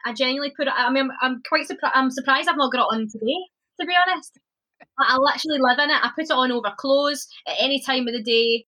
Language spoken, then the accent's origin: English; Scotland, United Kingdom; moved away; I honestly am the proudest Scottish person ever.